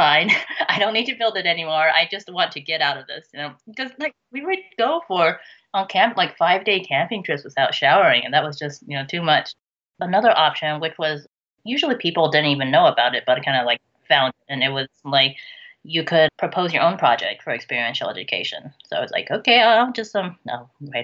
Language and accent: English; United States; I'm Chinese American